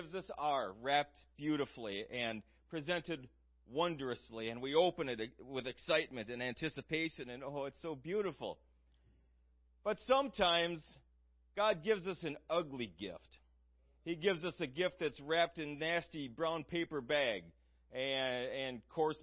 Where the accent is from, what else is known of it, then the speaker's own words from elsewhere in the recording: United States; us growing up in the United States, we're a very blessed people here in the United States.